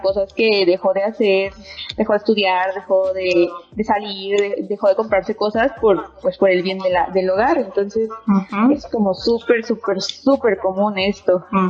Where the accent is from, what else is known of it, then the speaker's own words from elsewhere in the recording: Nicaragua; yo soy de Nicaragua, entonces Centroamérica